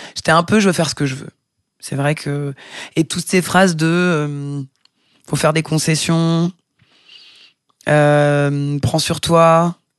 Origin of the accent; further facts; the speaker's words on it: Vitry-sur-Seine, Île-de-France, France; moved away as an adult; also born or lived in Paris / Fontenay-aux-Roses / Tarn / Brazil; now in Marseille, France; Je suis née à Paris en 1978, dans le 12e. J'ai grandi en banlieue, d'abord à Fontenay-aux-Roses dans le 92, puis à Vitry-sur-Seine, 9-4